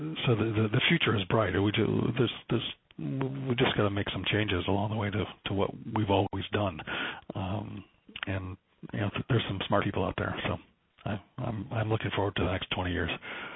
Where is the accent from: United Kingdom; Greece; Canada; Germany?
Canada; speaking as a Canadian, but speaking as you know, American with an American hat on, this is our music